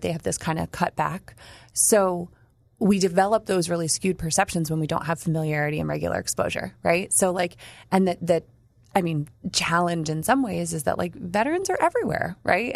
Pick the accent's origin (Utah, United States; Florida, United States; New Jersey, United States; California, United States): New Jersey, United States; I grew up near the Joint Bases in Jersey